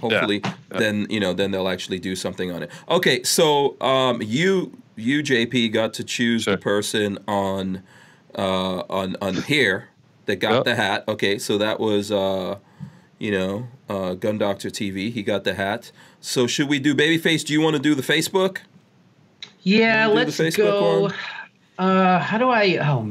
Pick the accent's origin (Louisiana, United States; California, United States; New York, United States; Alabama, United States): New York, United States; New York City; also born or lived in Guyana; now in Gainesville, United States; I'm from New York